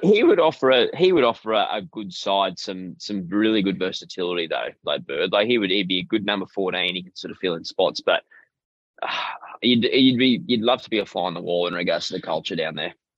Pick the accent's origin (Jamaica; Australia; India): Australia; Queensland; as a Queenslander